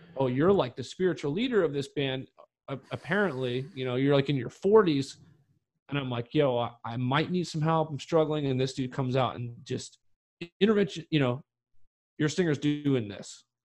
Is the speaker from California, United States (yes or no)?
no; North Carolina, United States; growing up in North Carolina where shit was weird sometimes